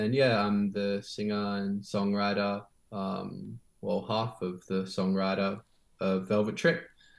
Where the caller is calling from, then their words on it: Sydney, New South Wales, Australia; And I'm tuning in from Sydney, from Gadigal country.